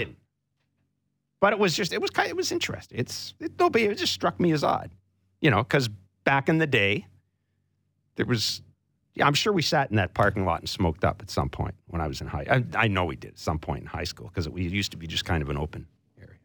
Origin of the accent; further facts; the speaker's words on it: Southern Manitoba, Canada; moved away; this hometown's in the Bible Belt